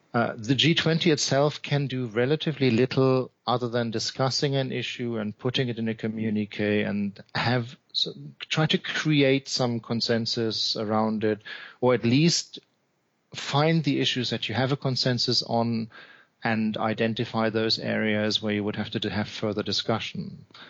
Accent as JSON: {"language": "English", "region": "Hamburg", "country": "Germany", "tie": "born or raised there", "said": "Hamburg is my hometown"}